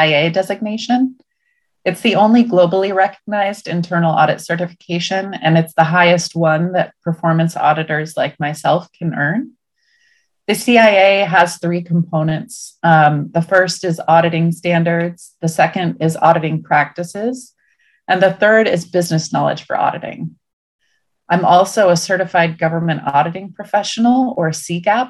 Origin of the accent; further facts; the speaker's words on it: Portland, Oregon, United States; also born or lived in Salem, Oregon; I'm an Oregonian. I was born in Salem and raised in Portland